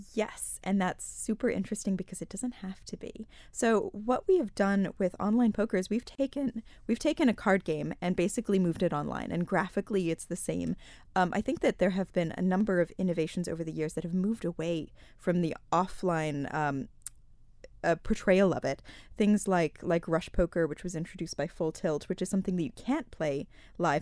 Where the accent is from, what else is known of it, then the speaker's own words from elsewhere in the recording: United States; moved away as an adult; also born or lived in Malta; now in Isle of Man; I'm from the States originally, although I have lived here for the past seven years.